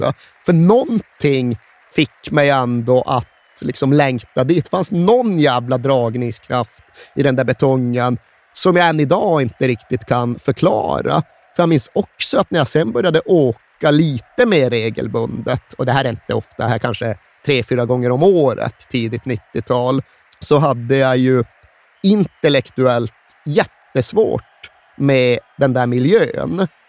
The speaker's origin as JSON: {"language": "Swedish", "country": "Sweden", "tie": "born or raised there", "moved": "yes", "said": "jag växte upp där jag växte upp. Jag hade 130 mil till"}